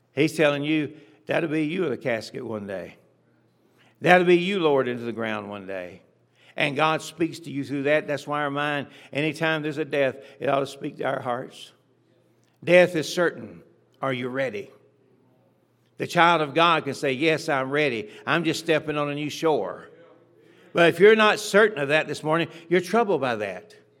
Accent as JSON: {"language": "English", "town": "Atlanta", "region": "Georgia", "country": "United States", "tie": "born or raised there", "said": "I was born in Atlanta, Georgia, a century ago almost"}